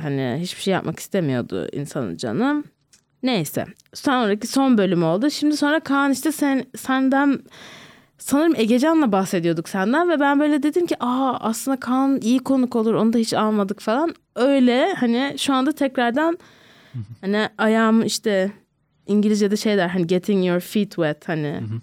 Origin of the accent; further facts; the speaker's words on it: Ankara, Turkey; Bilkent'te büyüdüm.